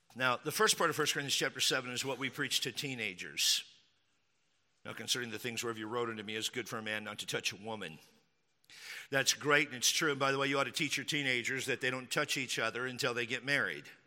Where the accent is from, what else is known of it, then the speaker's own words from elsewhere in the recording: Texas, United States; I grew up in Texas